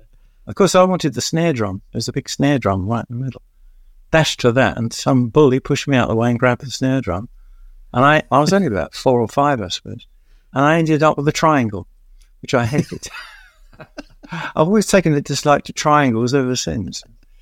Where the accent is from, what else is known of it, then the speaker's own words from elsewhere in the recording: London, United Kingdom; also born or lived in Catford; I grew up in Stratford in East London in a flat